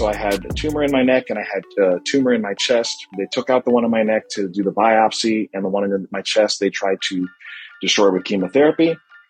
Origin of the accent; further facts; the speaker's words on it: Massachusetts, United States; now in Florida, United States; When we moved from Massachusetts to Florida. So I'm trying to, like Paul said, you know, be all things to all men. I'm trying to acquire every card that I can. So I got my Yankee card because I was born up north.